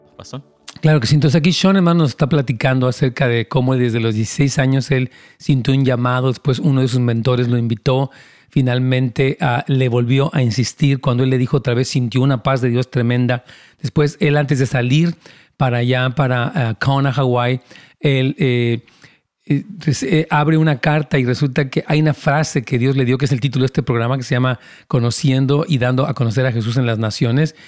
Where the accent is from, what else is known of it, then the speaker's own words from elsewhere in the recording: Mexico City, Mexico; Yo también soy capitalino